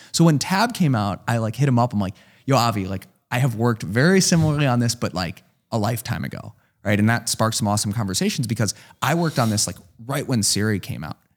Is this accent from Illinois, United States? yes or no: yes; Chicago, Illinois, United States; moved away as an adult; now in San Francisco, United States; I'm from Chicago